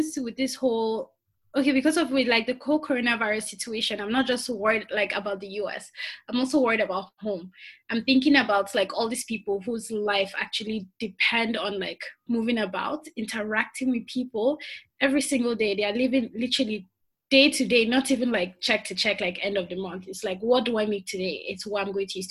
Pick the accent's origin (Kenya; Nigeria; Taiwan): Nigeria; since I am from Nigeria